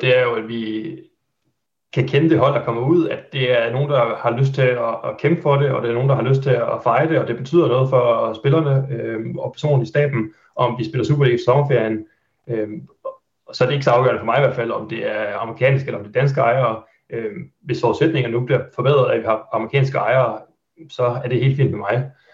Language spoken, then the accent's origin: Danish; Haderslev, Southern Denmark, Denmark; moved away as an adult; now in Aarhus, Denmark; jeg er født og opvokset i Haderslev